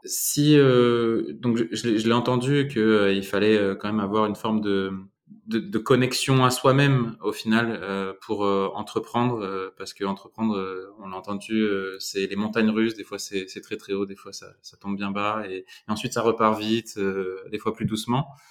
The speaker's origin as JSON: {"language": "French", "area": "Dordogne", "region": "Nouvelle-Aquitaine", "country": "France", "said": "je viens de Dordogne"}